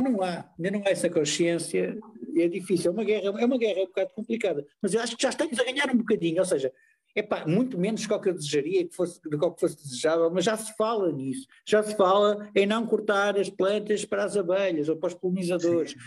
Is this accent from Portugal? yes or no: yes; Porto, Norte, Portugal; now in Lisbon, Portugal; Eu quando vim para Lisboa morar, que eu sou do Porto